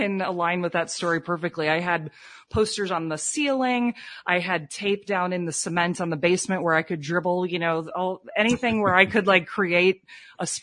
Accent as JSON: {"language": "English", "town": "Cedar Rapids", "region": "Iowa", "country": "United States", "moved": "as an adult", "lives_now": "South Florida, United States", "said": "I'm originally from Iowa, Cedar Rapids, Iowa. My folks still live there"}